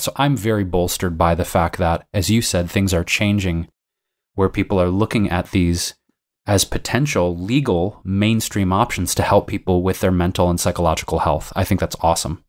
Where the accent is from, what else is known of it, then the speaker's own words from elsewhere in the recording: Detroit, Michigan, United States; now in Los Angeles, United States; Detroit, my hometown, Michigan